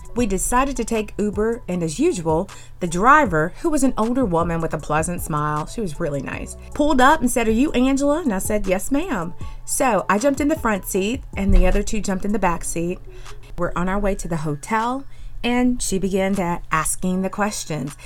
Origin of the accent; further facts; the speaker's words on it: North Carolina, United States; I am from North Carolina, born and bred.